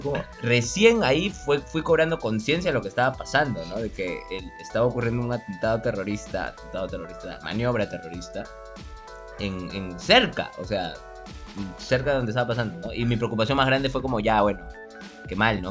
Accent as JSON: {"language": "Spanish", "region": "Lima", "country": "Peru", "said": "como buen limeño"}